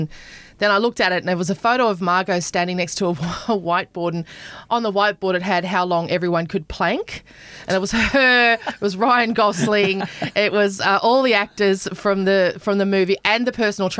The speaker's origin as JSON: {"language": "English", "region": "Queensland", "country": "Australia", "tie": "born or raised there", "said": "I grew up in Queensland as well."}